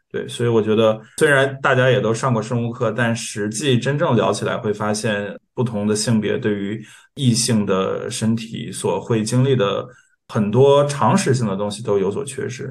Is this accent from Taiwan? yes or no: no; Northeast China, China; 因为我老家也是东北的